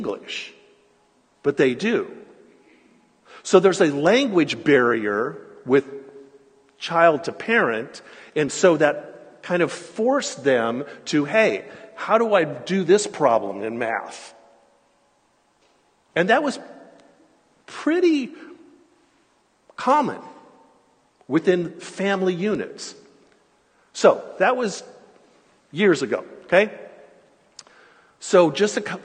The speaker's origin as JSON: {"language": "English", "region": "California", "country": "United States", "tie": "born or raised there", "said": "growing up in California and being in ministry in Southern California"}